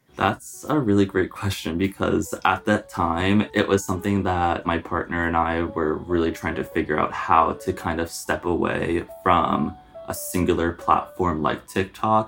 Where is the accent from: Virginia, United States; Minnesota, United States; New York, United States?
New York, United States; Long Island; I'm from Long Island, not too far away